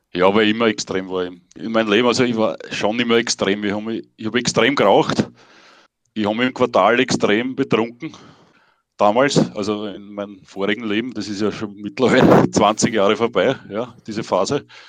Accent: near Himberg, Lower Austria, Austria; im Ort, wo ich aufgewachsen bin, das ist bei Himberg

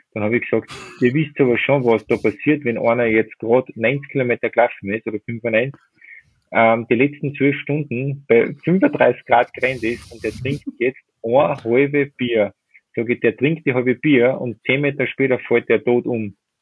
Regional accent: Werfenweng, Salzburg, Austria; in meiner Heimat in Werfmen

